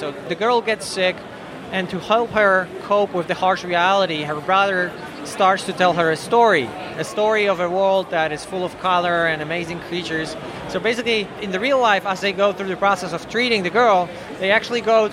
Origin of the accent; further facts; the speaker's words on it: Poland; we come from Poland, we were living in a communist regime for like 50 years